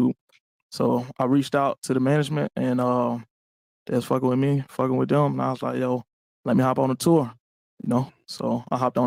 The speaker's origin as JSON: {"language": "English", "town": "Birmingham", "region": "Alabama", "country": "United States", "tie": "born or raised there", "said": "I'm from Birmingham, small city."}